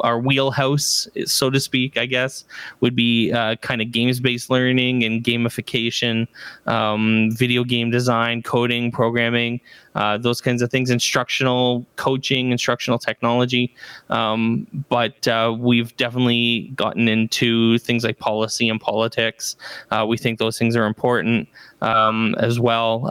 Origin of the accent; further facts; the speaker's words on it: Barrie, Ontario, Canada; I'm from Barrie, Ontario, Canada